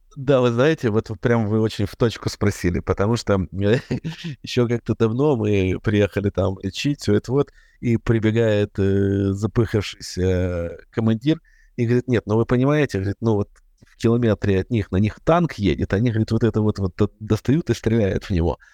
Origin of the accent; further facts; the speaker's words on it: Ukraine; я, как и все украинцы